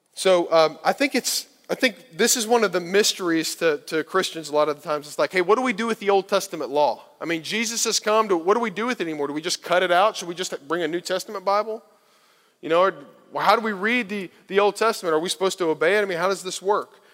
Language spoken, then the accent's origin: English; Kentucky, United States; growing up in Kentucky